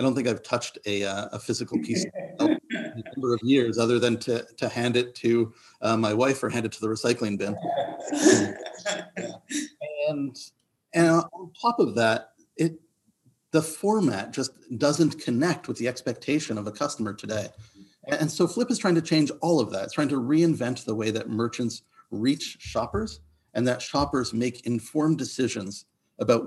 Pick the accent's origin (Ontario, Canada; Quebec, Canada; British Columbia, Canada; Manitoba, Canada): Quebec, Canada; Montreal; moved away; also born or lived in Toronto; I'm Canadian, born and bred, grew up in Montreal, and then moved to Toronto in the mid-90s